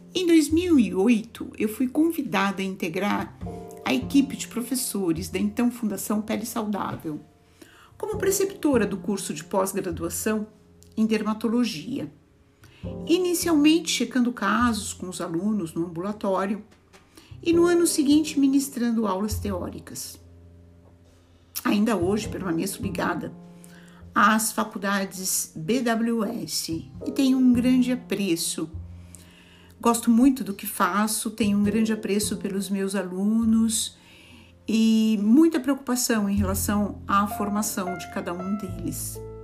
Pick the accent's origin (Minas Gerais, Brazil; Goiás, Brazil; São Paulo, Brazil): São Paulo, Brazil; moved away as an adult; also born or lived in Rio de Janeiro / Brasília / Belo Horizonte; Eu saí de São Paulo com 21 anos para fazer medicina numa escola federal do Rio de Janeiro